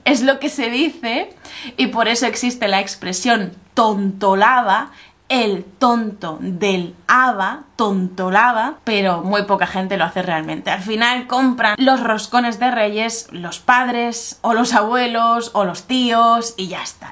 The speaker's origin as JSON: {"language": "Spanish", "country": "Spain"}